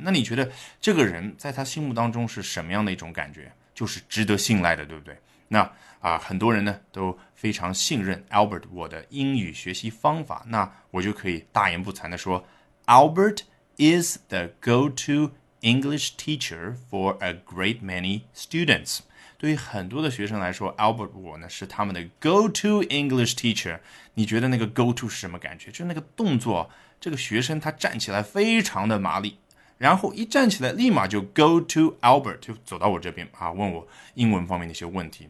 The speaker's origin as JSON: {"language": "Chinese", "country": "China", "said": "我们中国人"}